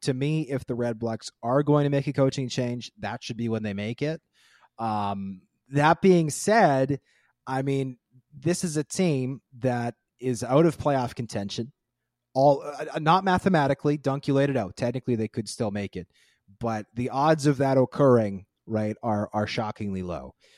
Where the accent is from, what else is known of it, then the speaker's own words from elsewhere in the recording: Winnipeg, Manitoba, Canada; when I was growing up in Winnipeg